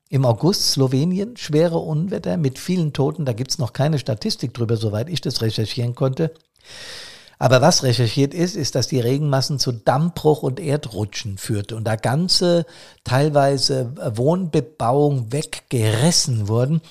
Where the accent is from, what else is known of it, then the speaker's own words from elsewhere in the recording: Bad Soden am Taunus, Hesse, Germany; hier in Bad Soden